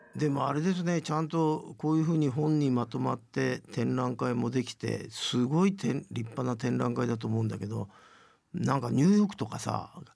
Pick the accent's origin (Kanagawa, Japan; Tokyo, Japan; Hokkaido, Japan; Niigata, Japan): Tokyo, Japan; 僕は本当に東京生まれだから